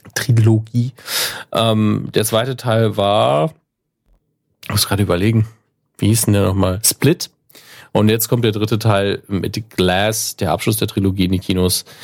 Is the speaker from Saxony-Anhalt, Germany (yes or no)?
no; Saarland, Germany; als Saarländer